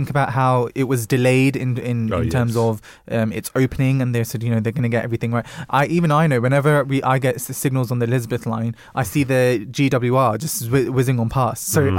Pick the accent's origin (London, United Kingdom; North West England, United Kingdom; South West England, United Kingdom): London, United Kingdom; You know, you might remember as a Londoner